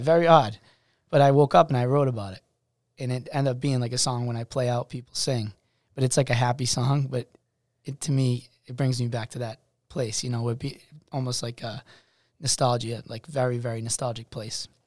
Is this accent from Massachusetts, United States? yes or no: yes; Worcester, Massachusetts, United States; I'm from Worcester, Massachusetts.